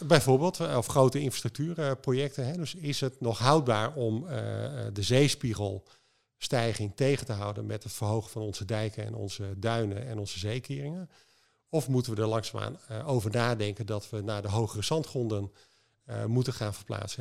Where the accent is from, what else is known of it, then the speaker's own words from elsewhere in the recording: Netherlands; wij als Nederlander